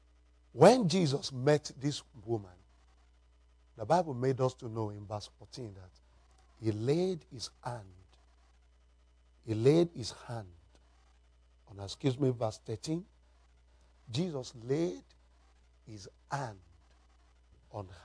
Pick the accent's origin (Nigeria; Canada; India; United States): Nigeria; I'm from Nigeria, Africa